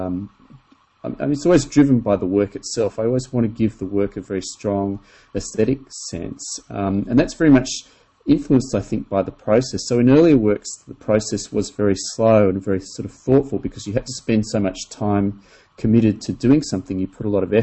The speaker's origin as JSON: {"language": "English", "country": "Australia", "tie": "born or raised there", "said": "I grew up in Australia, and I was very fortunate to spend a lot of time in the bush"}